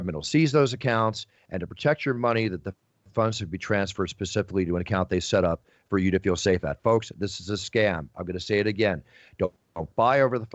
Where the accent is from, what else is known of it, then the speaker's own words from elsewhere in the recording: Malibu, California, United States; my growing up in Malibu through my surfing in the 70s, the 80s, the 90s